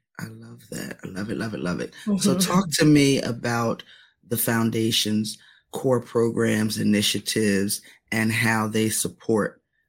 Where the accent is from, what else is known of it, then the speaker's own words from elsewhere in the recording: Camden, New Jersey, United States; moved away; I am originally from Camden, which is just over the bridge from Philly.